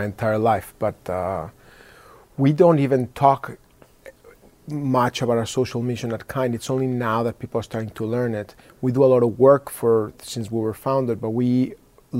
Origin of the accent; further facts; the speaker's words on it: Mexico; moved away; I was born in Mexico.